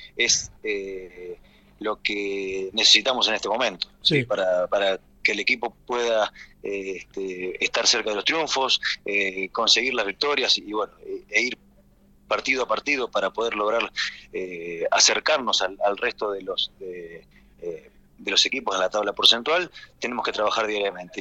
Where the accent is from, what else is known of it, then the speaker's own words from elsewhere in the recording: Argentina; soy argentino y desde que me retiré como jugador activo ya estoy radicado en mi país